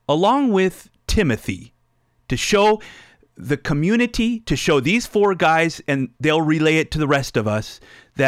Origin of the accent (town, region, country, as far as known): United States